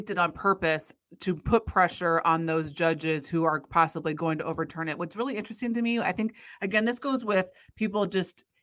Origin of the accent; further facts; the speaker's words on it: Iowa, United States; hockey is really big in our life just because we're from Iowa